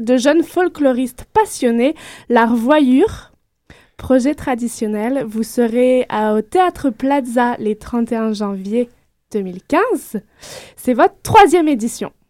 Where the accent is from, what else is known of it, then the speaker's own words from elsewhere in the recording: France; accent: French; avec mon accent de belle petite française